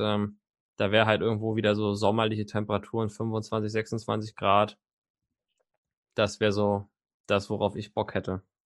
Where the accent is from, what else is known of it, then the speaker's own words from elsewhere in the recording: Mecklenburg-Vorpommern, Germany; ich komme ja gebürtig aus Mecklenburg-Vorpommern